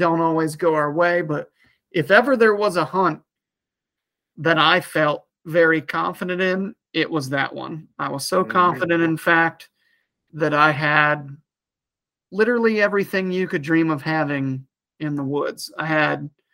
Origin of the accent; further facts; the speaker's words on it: Ohio, United States; I am tagged out in Ohio, which is my home state